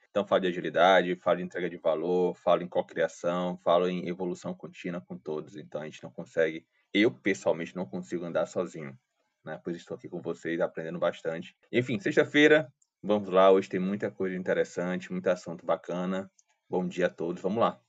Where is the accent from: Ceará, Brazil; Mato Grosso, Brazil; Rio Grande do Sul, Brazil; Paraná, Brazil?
Ceará, Brazil; sou cearense